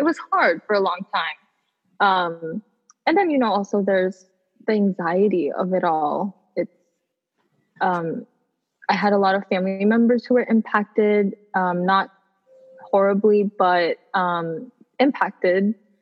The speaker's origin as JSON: {"language": "English", "country": "United States", "tie": "born or raised there", "also_born_or_lived": "Bangladesh", "said": "I was born in Bangladesh, but then we moved here when I was 7, so I'm Bangladeshi American. So I have two parts of me because I was raised here, but I was born somewhere else."}